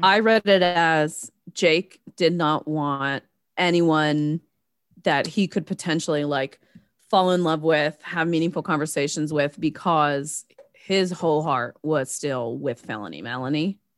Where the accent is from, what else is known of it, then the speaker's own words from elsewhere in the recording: the South, United States; accent: Southern; moved away; also born or lived in Philadelphia; It's not a thick Southern one